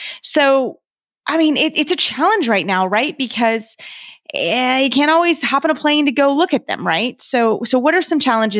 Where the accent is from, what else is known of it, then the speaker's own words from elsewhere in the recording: Kentucky, United States; I'm from Kentucky